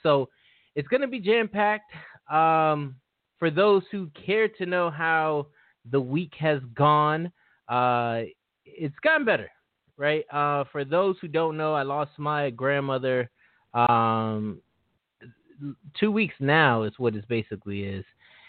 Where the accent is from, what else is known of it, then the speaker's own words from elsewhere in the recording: Maryland, United States; I'm from Maryland. You know, I live in Maryland. So Baltimore is considered my home team in that standpoint, right?